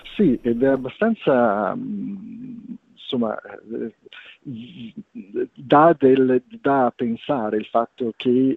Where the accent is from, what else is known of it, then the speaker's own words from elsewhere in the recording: Liguria, Italy; te lo dico da Ligure